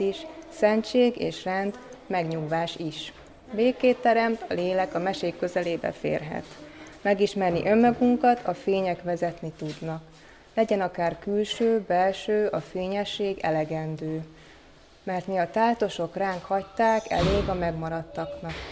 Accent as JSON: {"language": "Hungarian", "town": "Székesfehérvár", "region": "Fejér", "country": "Hungary", "tie": "born or raised there", "said": "a szüleim elkezdtek animációs csoportot működtetni Székesfehérváron, és akkor én még nagyon kicsi gyerek voltam"}